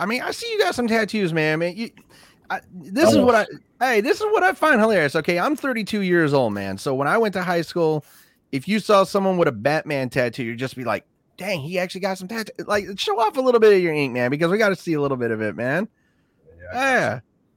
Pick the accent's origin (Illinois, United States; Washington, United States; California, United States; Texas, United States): Washington, United States; born and raised here